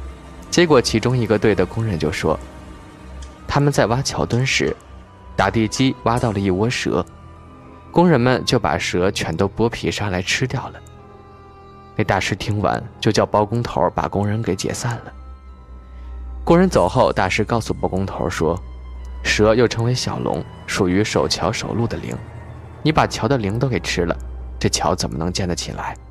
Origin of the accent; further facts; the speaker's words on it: Yibin, Sichuan, China; 这个故事发生在我老家，桥断了三回，是宜宾的人都知道这件事儿。